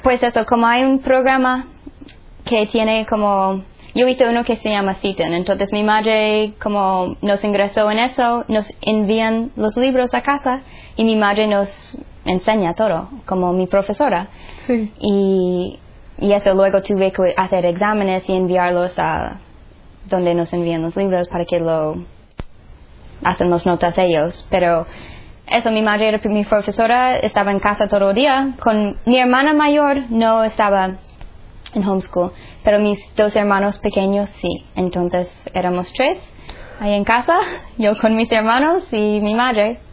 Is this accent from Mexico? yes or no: no; Nashville, Tennessee, United States; Spanish is a second language; moved away; soy de Estados Unidos, um, de Nashville, Tennessee. Crecí allí